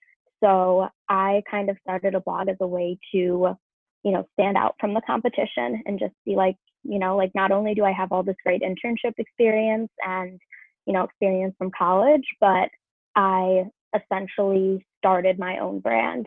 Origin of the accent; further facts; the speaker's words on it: Rochester, New York, United States; also born or lived in Cleveland, Ohio; my hometown, Rochester, New York